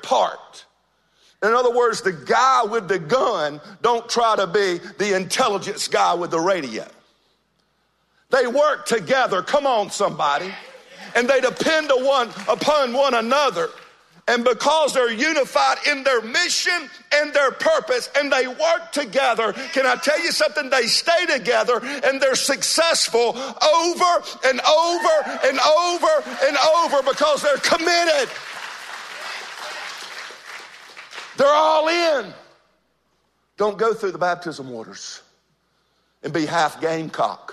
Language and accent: English; Georgia, United States; moved away as an adult; now in North Myrtle Beach, United States; I've been here now for about 14, 15 years. But I'm originally from Georgia